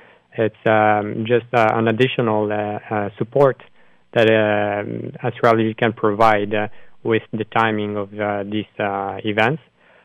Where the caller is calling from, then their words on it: Brussels, Brussels-Capital Region, Belgium; I'm calling you from Belgium, actually, from Brussels.